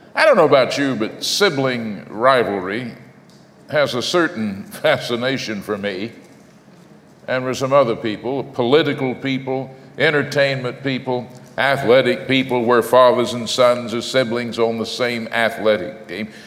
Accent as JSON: {"language": "English", "region": "North Texas", "country": "United States", "tie": "born or raised there", "said": "my hometown in North Texas"}